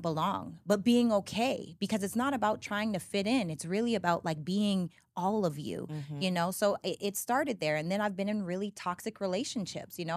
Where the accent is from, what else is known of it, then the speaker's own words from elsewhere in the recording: Canadian Prairies, Canada; now in United States; I'm from Canada, right? And I'm up from Little, Little House on the Prairie, Canada. So, I was the only black girl in every grade.